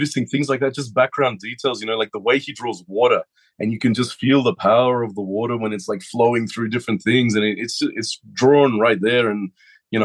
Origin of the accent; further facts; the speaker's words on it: Australia; a lot of people in Australia, we grew up on Astro Boy during the 80s